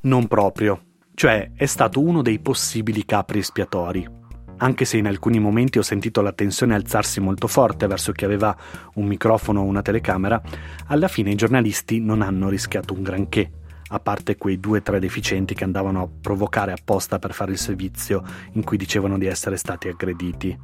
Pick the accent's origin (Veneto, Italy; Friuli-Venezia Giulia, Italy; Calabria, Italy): Veneto, Italy; now in Milan, Italy; sono veneto, ci beviamo un po' tutto da quelle parti